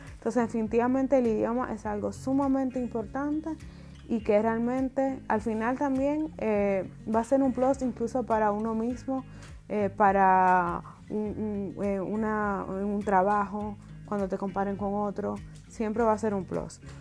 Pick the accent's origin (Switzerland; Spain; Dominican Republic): Dominican Republic; moved away as an adult; now in Germany; He vivido la mayor parte de mi vida hasta ahora allá, o sea, estuve hasta mis 25 años allá